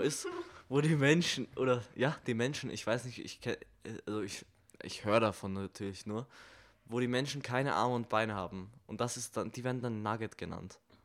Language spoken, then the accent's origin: German; Germany; ich als Deutscher